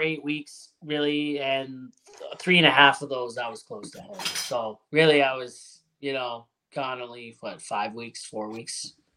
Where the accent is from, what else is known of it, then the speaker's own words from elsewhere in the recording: Hamilton, Ontario, Canada; now in Alberta, Canada; I'm from Hamilton originally